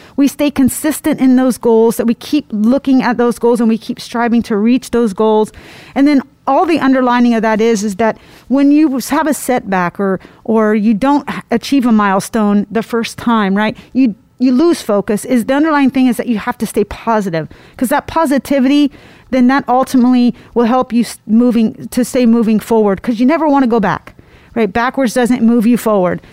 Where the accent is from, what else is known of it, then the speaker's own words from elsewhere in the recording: Indiana, United States; I'm from Indiana, so uh, that is part of who we are uh, is country